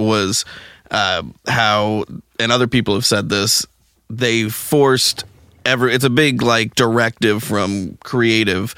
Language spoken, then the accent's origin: English; Midwest, United States; I'm from the Midwest